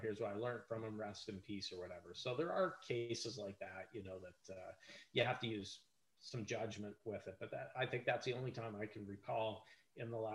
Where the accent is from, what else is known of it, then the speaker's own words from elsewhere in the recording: Canada; I'm Canadian